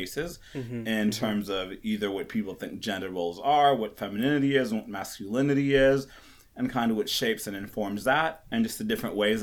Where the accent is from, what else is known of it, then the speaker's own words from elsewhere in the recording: Kenya; I was born in Kenya, and so I lived in Kenya, which is a very, almost just like men are supposed to be this and this. And I grew up on a farm kind of.